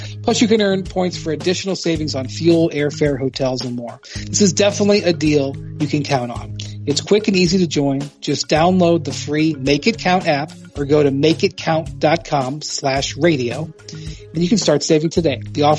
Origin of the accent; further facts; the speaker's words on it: Ohio, United States; My home state of Ohio has a terrible and a lame statehouse